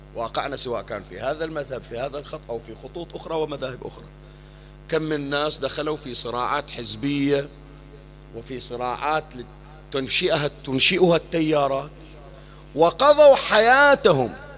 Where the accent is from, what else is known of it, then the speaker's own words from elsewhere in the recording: Bahrain; أيام المنامة عندنا في البحرين